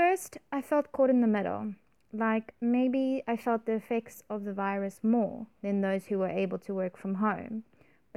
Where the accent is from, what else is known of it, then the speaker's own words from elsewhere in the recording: Cape Town, Western Cape, South Africa; I grew up in Cape Town